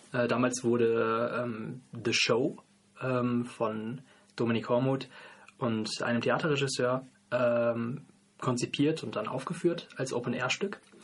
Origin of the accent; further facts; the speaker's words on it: North Rhine-Westphalia, Germany; now in Freiburg, Germany; komme aber ursprünglich aus Nordrhein-Westfalen